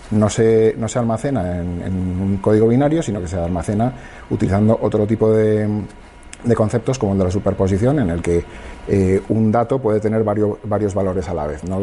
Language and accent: Spanish; Madrid, Community of Madrid, Spain; yo es que soy de Madrid, lo siento